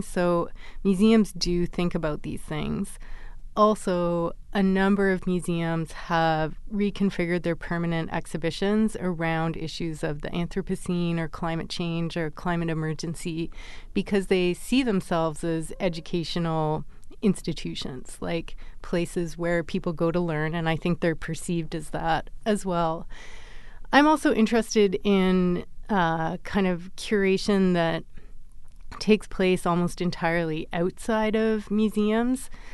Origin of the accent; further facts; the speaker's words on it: Vancouver, British Columbia, Canada; I grew up in Vancouver